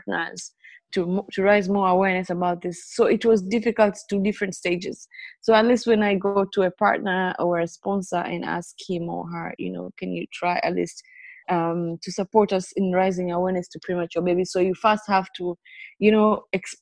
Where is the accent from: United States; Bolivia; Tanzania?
Tanzania; now in Dar es Salaam, Tanzania; broadcasting from Dar es Salaam. I am a 26,900 premature born, and I'm a Maasai by tribe.